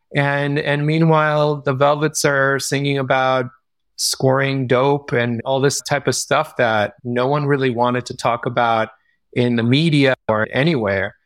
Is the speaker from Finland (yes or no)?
no; Israel; moved away; I grew up in Israel